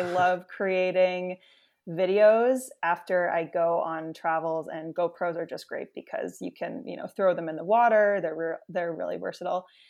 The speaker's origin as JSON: {"language": "English", "town": "New York City", "region": "New York", "country": "United States", "tie": "born or raised there", "said": "I grew up in the New York City area"}